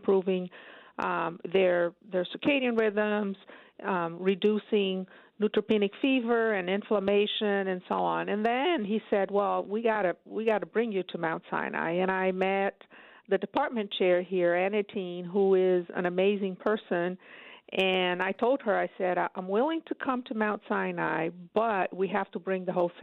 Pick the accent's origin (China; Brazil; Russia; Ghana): Brazil; moved away as an adult; also born or lived in upstate New York, United States; now in New York, United States; I'm originally from Brazil, but I've been in upstate for over 25 years